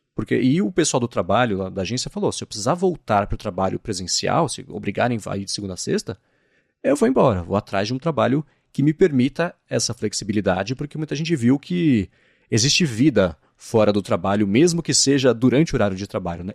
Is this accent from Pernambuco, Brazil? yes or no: no; São Paulo, Brazil; sou de São Paulo